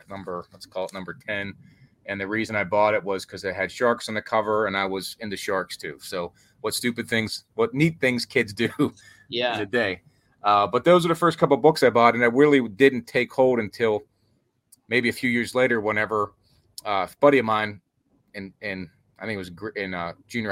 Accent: Pittsburgh, Pennsylvania, United States; I'm from Pittsburgh

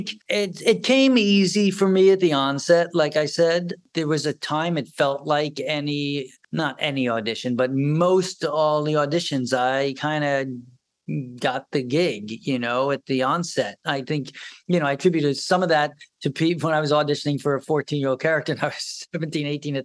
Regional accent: New York, United States; I was from New York.

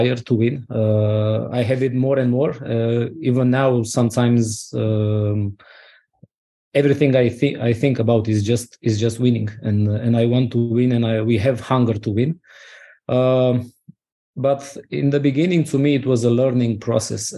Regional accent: Romania

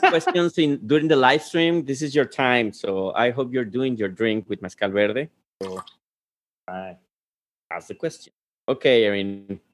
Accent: Guadalajara, Jalisco, Mexico; I'm Tapatio

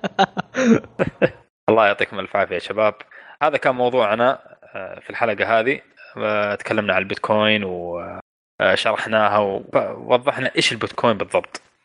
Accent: Saudi Arabia; عندنا في السعوديه

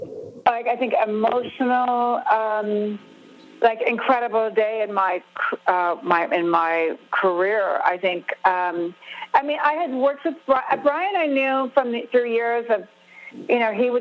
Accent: California, United States; because I grew up with the … they're part of my DNA, you know? I mean, it's just the way I grew up in Southern California.

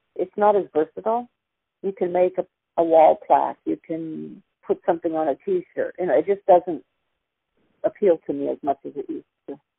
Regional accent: Silicon Valley, California, United States; also born or lived in Denver, Colorado / Sunnyvale / San Jose; I was five, turning six when we moved here. Went to three different kindergartens

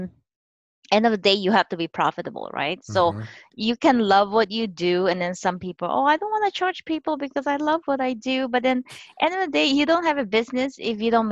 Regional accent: Philippines; moved away as an adult; now in United States; I immigrated to here to United States at age 20. I was born and raised in the Philippines

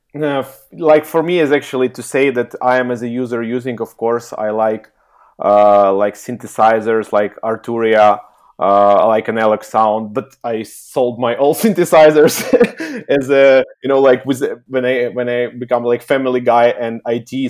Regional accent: Kyiv, Ukraine; also born or lived in Helsinki, Finland; I'm originally from Ukraine, Kiev

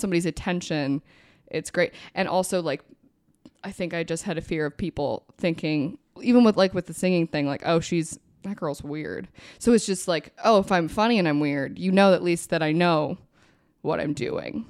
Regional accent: Minnesota, United States; also born or lived in New Jersey; we moved from New Jersey when I was really young, and they were very, like, alone when we got to Minnesota

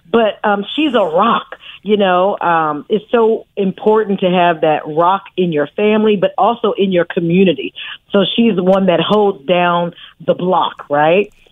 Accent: Oakland, California, United States; I'm from Oakland, California. {S3} Mm-hmm. I'm a {S6} native of Oakland

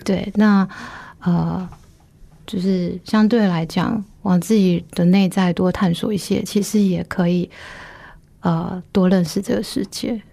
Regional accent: Taiwan; 我在农村长大

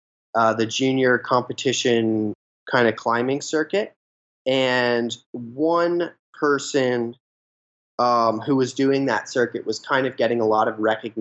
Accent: New Jersey, United States; me growing up in New Jersey

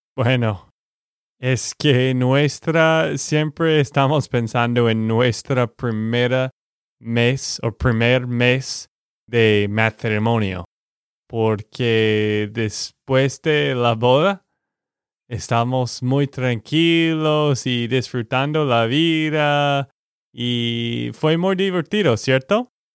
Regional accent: Texas, United States; de Texas, Estados Unidos.

